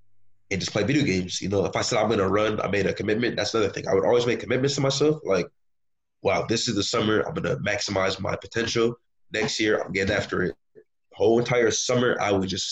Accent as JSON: {"language": "English", "town": "Bridgeport", "region": "Connecticut", "country": "United States", "tie": "born or raised there", "said": "growing up in Connecticut in Bridgeport"}